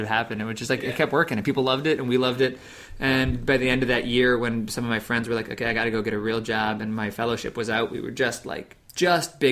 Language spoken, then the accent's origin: English; South Kingstown, Rhode Island, United States; I came back to my hometown, which is a small town, Wakefield, or South Kingstown, Rhode Island.